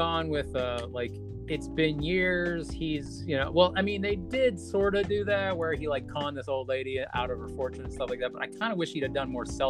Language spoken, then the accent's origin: English; United States; our concept as American people